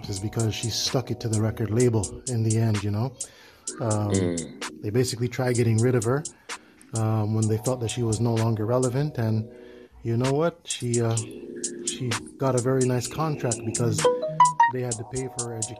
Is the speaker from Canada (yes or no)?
yes; Toronto, Ontario, Canada; I am from Canada, so, you know, I got to rep the six. Because I'm from Toronto